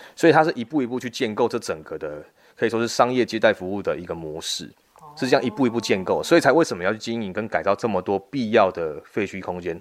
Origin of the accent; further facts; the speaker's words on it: Kaohsiung, Taiwan; moved away as an adult; now in Guantian, Tainan, Taiwan; 我本身是高雄人